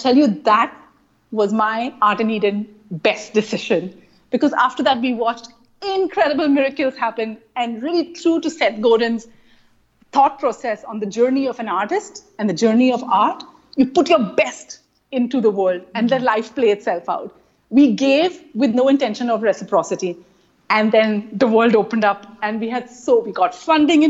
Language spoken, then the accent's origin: English; India; accent: Indian; moved away; my Indian accent